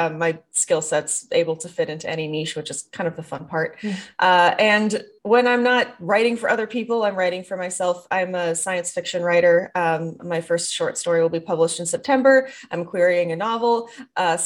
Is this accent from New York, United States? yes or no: no; the Midwest, Minnesota, United States; moved away; I was raised in the Midwest and Minnesota nice is a thing